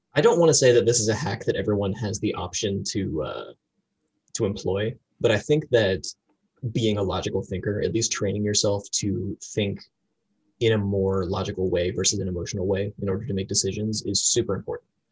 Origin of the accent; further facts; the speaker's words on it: Florida, United States; moved away as an adult; also born or lived in North Carolina; now in Washington, D.C., United States; I was raised in Florida